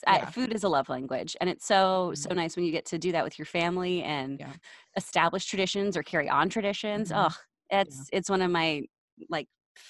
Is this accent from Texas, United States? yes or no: yes; Texas, United States; now in Los Angeles, United States; So I'm from Texas.